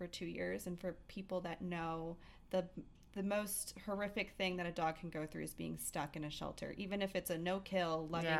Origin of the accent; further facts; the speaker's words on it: Chicago, Illinois, United States; moved away as an adult; now in Denver, United States; So I'm originally from Chicago. I moved to Denver 3.5 years ago.